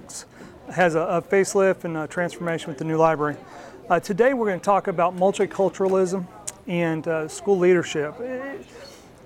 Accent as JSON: {"language": "English", "country": "United States", "said": "as an American educator and as an educator, educational administrator"}